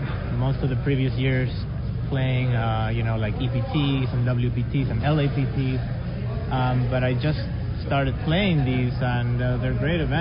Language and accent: English; Miami, Florida, United States; I grew up in Miami. I left Miami for many years, and I just moved back.